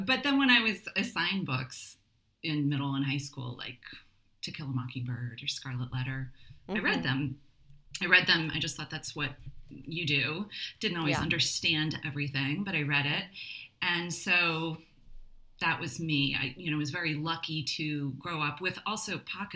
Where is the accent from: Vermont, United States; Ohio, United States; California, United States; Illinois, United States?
Vermont, United States; also born or lived in New York City / Dominican Republic; now in Maplewood, United States; I grew up in Vermont, and I now live in Maplewood, New Jersey